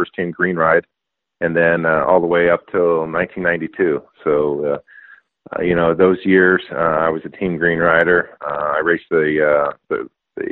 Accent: Northern California, United States; we grew up in Northern California where we had a little bit of land

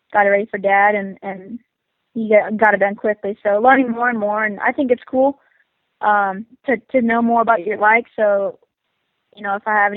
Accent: Perris, California, United States; I'm 14, and I'm from Parrish, California

